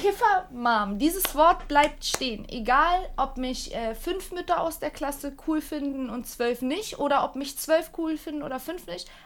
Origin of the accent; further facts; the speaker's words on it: Turkey; now in Germany; Ich komme aus der Türkei und auch noch aus dem Land. Wir haben Tabak angepflanzt